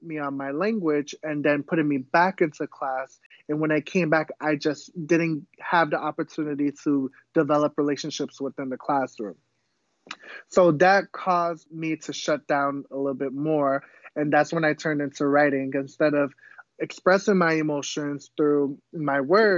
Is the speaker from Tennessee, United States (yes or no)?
no; Pawtucket, Rhode Island, United States; first language Cape Verdean Creole; English is a second language; I was actually born in Rhode Island, which is up north. It's a very, very small place. I was born in Pawtucket.